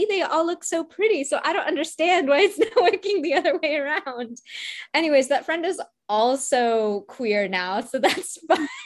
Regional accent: Midwest, United States; I grew up in the Midwest and I grew up in a Desi household.

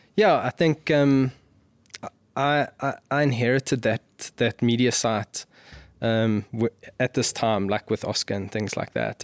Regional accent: South Africa; as a South African

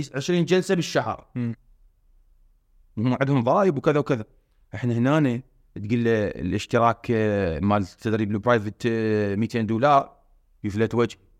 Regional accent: Iraq; احنا هسه بالعراق

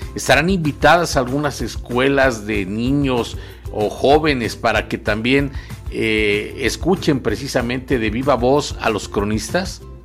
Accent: Temoaya, State of Mexico, Mexico; yo soy eh, de Temuaya, originario de Temuaya, fui el primer cronista municipal de Temuaya

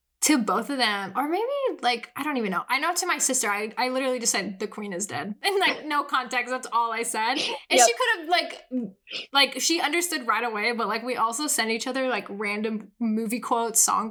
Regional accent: United States; I'm an American

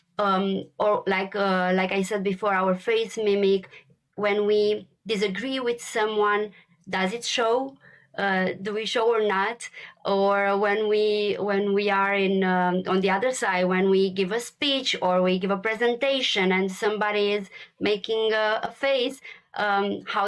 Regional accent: Romania; moved away as an adult; also born or lived in Brussels, Belgium; Born and raised in Romania

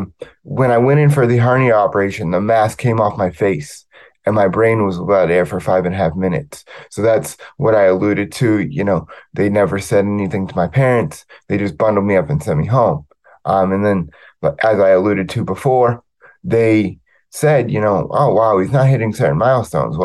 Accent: Riverside, California, United States; I was born in Riverside, California.

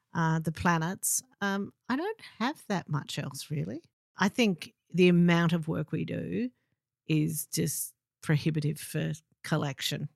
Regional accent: Melbourne, Victoria, Australia; I'm from Melbourne

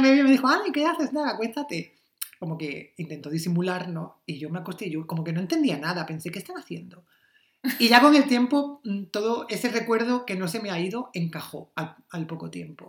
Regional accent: Almería, Andalusia, Spain; moved away as an adult; now in Berlin, Germany; yo soy de Almería

